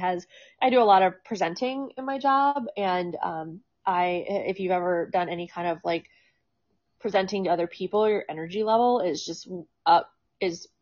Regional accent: Maryland, United States; moved away as an adult; also born or lived in Baltimore, Maryland / Arlington, Virginia; now in Sterling, Virginia, United States; I'm a Maryland girl

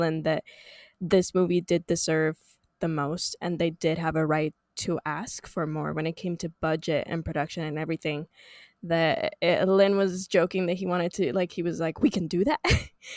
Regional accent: Puerto Rico; I'm born and raised in Puerto Rico.

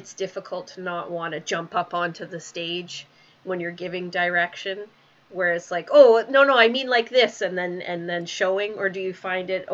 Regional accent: Calgary, Alberta, Canada; moved away; my hometown, Calgary

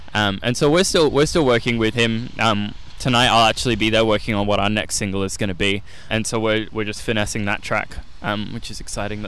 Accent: Adelaide, South Australia, Australia; that's the Adelaide in me. And I'm grateful to live in a city that makes incredible coffee.

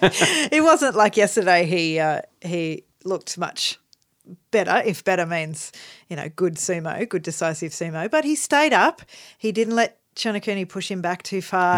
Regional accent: Australia; we're Australian

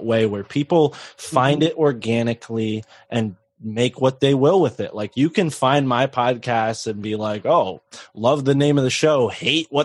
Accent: New England, United States; I grew up in New England and it's rough

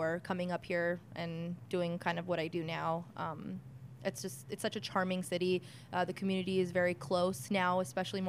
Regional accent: Whittier, California, United States; I was born here in Whittier at Presbyterian

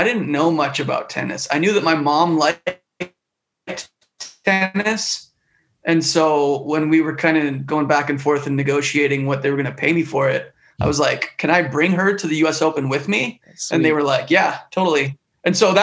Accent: Western Canada, Canada; moved away; I grew up in Canada. So I grew up in Western Canada.

